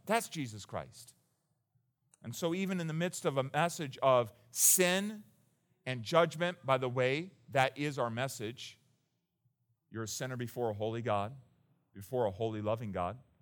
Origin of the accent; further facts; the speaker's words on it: United States; as an American